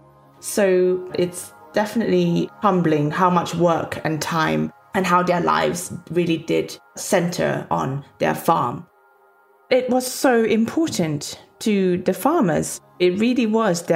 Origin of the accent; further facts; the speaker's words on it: Petaling Jaya, Selangor, Malaysia; now in London, United Kingdom; I grew up in Petaling Jaya, a suburb of Kuala Lumpur, a massive cosmopolitan metropolis